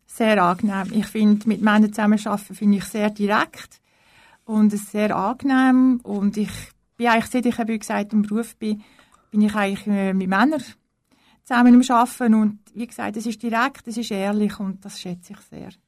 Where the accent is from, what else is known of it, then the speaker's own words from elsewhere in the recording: Liestal, Basel-Landschaft, Switzerland; Also ich bin geboren in Baselbiet, in Liestel und bin eigentlich auch in Baselbiet aufgewachsen